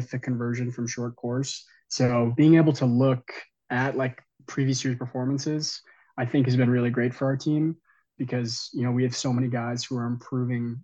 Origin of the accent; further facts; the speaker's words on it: Claremont, California, United States; moved away as an adult; now in Colorado Springs, United States; I'm actually from Claremont, California